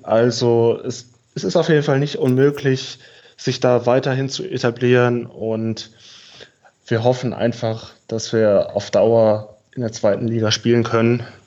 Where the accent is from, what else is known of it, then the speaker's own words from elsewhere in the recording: near Aschaffenburg, Bavaria, Germany; moved away as an adult; also born or lived in Heidenheim; Ich komme ursprünglich aus der Nähe von Aschaffenburg.